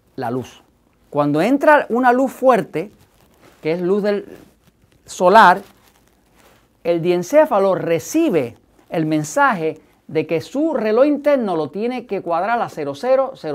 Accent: Puerto Rico; nosotros no hablamos en Puerto Rico, no hablamos español

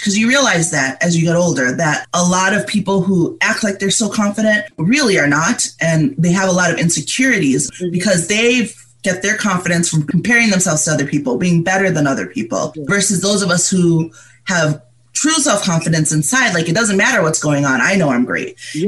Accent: Canandaigua, New York, United States; moved away as an adult; also born or lived in Monrovia, Liberia / Florida; I came here when I was around five yeah, or almost five. And I grew up in upstate New York in a town called Canandaigua.

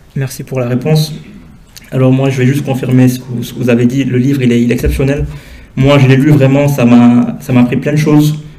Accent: Senegal; je suis originaire du Sénégal

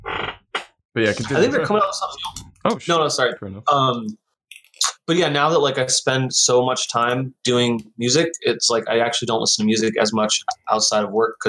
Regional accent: Seattle, Washington, United States; now in Portland, United States; I'm from Seattle. I live in Portland

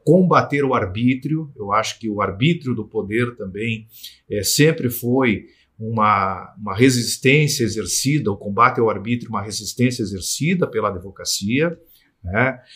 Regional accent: Brazil; eu sou oriundo do interior do, do Estado

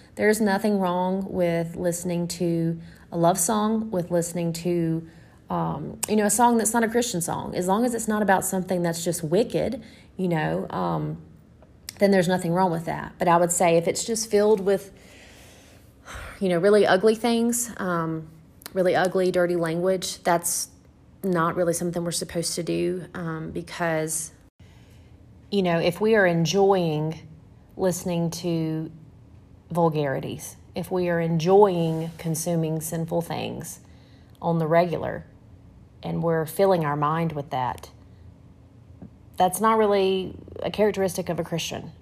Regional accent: the South, United States; we're from the South

